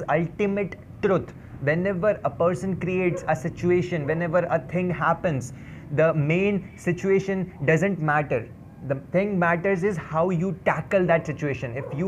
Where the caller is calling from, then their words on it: Dehradun, Uttarakhand, India; I'm speaking from Dehradun, a city of love, a city of joy, a city of happiness.